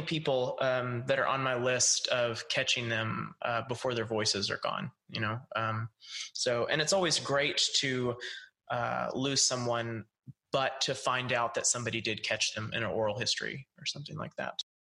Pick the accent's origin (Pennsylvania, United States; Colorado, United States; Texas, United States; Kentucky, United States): Texas, United States; East; I'm from East Texas